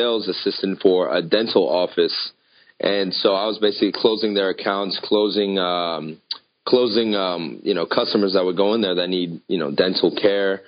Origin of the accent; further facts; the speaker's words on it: Northern Virginia, United States; I was born and raised in Northern Virginia, which is pretty much right outside of D.C.